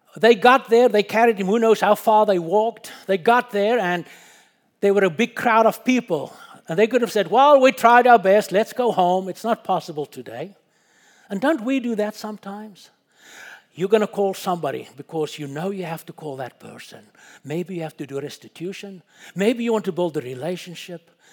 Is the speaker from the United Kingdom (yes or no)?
no; South Africa; moved away; my wife and I was born and we grew up in Africa. I personally was born about ten miles from the Kruger National Park